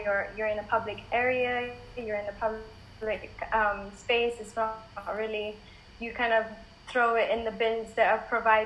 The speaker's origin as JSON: {"language": "English", "country": "Malaysia", "tie": "born or raised there", "moved": "yes", "lives_now": "United Kingdom", "said": "I grew up in Malaysia"}